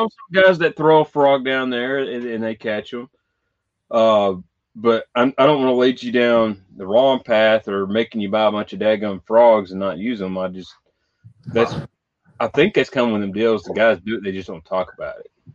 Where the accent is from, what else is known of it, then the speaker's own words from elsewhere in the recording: Western Kentucky, United States; I am from Kentucky, Western Kentucky